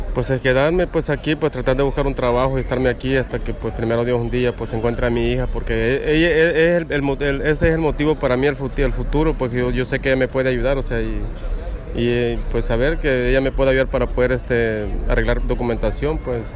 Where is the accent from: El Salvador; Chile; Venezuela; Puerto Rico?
El Salvador; also born or lived in Wisconsin; now in Tijuana, Mexico; a mi país no regreso.